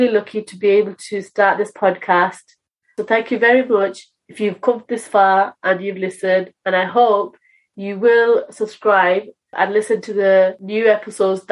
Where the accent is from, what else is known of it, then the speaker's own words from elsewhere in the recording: United Kingdom; I am British Bangladeshi